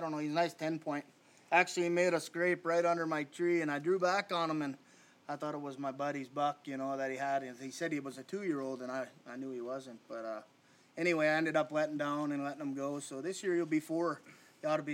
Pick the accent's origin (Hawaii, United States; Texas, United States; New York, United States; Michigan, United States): Michigan, United States; Upper Peninsula of; I'm actually from the Upper Peninsula of Michigan